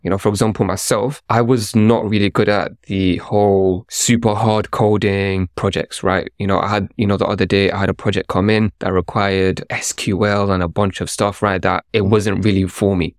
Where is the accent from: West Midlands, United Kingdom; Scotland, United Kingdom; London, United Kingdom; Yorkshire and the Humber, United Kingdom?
London, United Kingdom; I grew up in London